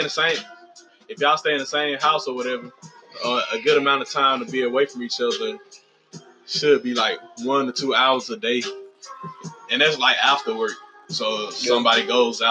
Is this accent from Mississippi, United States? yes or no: yes; Mississippi, United States; I'm from Mississippi